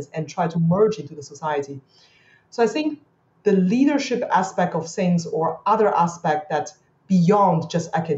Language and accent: English; Beijing, China; now in Singapore; I grew up in China